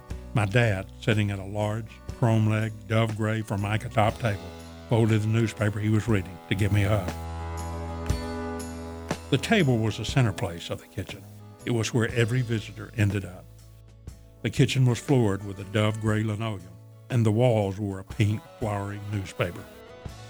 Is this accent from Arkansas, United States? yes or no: yes; Arkansas, United States; moved away as an adult; being a kid growing up in Arkansas